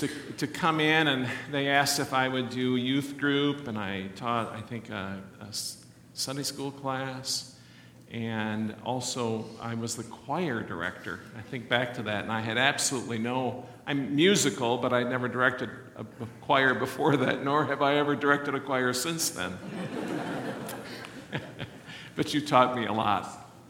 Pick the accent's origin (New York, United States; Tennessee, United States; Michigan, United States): Michigan, United States; Kalamazoo; also born or lived in Jenison, Michigan / Orange City, Iowa; now in Holland, United States; Now, I'm from Kalamazoo. My wife's from Grand Rapids. We're Western Michigan people. And then we went out to Northwest Iowa. With our children, we ended up being out there for 16 years